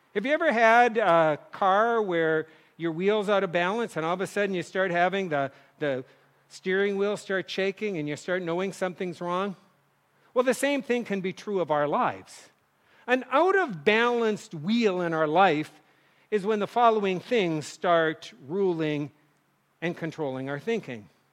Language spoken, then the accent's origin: English; North Dakota, United States; moved away; kids growing up in North Dakota